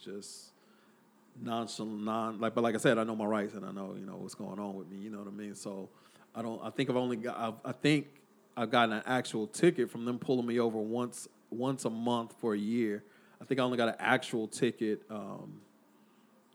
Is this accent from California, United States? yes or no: no; Killeen, Texas, United States; moved away as an adult; also born or lived in Las Vegas / Austin; now in San Antonio, United States; me growing up in Killeen